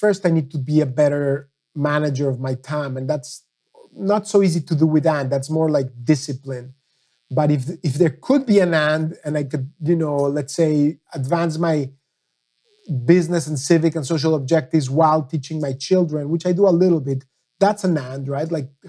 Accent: Mexico; now in United States; I came from Mexico as a son of a Holocaust survivor, passionate about the Middle East.

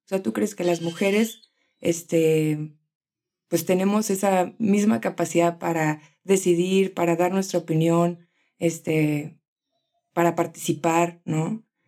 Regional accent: Tijuana, Baja California, Mexico; now in Guadalajara, Mexico; soy de Tijuana, pero vivo ahora mismo en Guadalajara

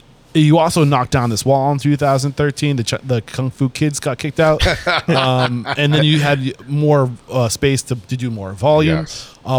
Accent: New Hampshire, United States; I'm from New Hampshire. We don't have that Fresh Direct.

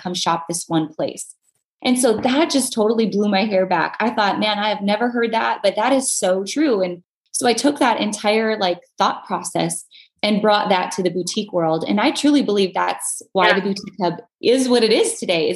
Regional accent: North Dakota, United States; I'm from North Dakota originally

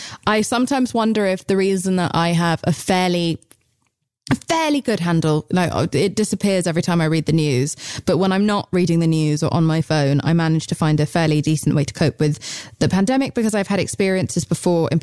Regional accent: England, United Kingdom; I'm English

